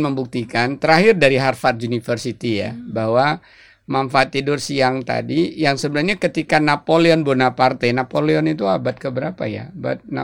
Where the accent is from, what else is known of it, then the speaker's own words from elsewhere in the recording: Pekanbaru, Riau, Indonesia; born there; Apalagi uh, si daerah kelahiran saya kalau saya pulang kampung ke Pekanbaru itu rasanya nikmat banget gitu ya.